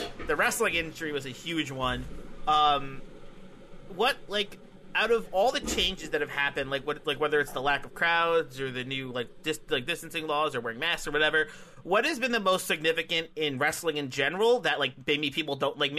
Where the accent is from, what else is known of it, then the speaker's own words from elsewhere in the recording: New Jersey, United States; we are just two Jersey boys